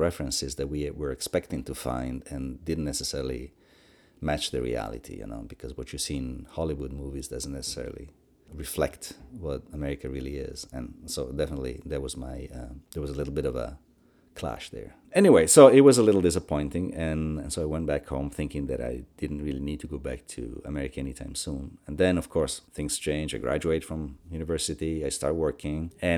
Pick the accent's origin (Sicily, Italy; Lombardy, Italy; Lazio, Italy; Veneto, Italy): Lombardy, Italy; Crema; I was born in 1957 in Crema, which is a small town in northern Italy. I was born and raised in that little town until, you know, through my early 20s and beyond.